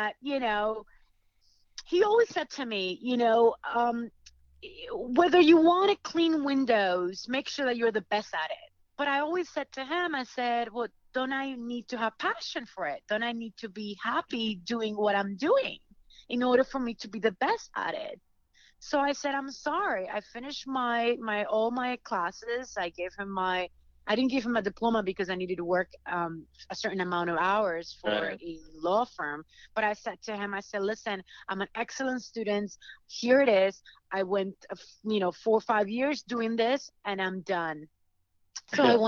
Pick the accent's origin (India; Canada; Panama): Panama; now in Los Angeles, United States; I'm from Panama